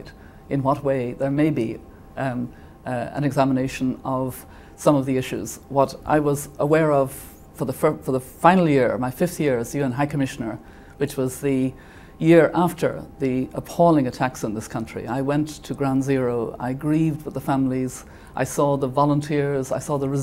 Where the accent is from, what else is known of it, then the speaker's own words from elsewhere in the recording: Ireland; moved away as an adult; now in New York, United States; It's a second home to me as an Irish person.